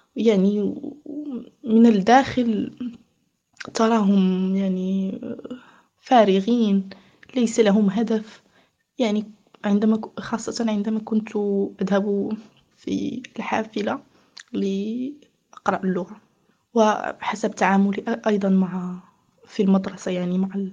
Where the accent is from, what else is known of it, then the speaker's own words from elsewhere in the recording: Morocco; moved away as an adult; also born or lived in Switzerland; أنا مغربية متزوجة بمغربي